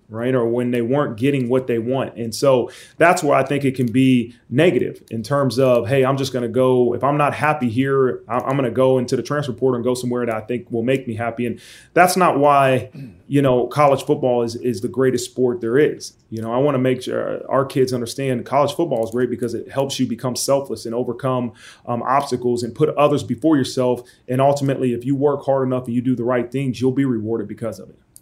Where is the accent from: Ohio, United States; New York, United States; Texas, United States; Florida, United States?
Ohio, United States; Dayton; growing up in Dayton, Ohio